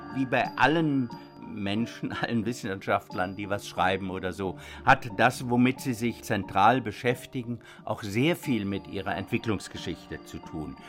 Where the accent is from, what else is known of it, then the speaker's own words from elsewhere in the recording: Germany; bei uns in Deutschland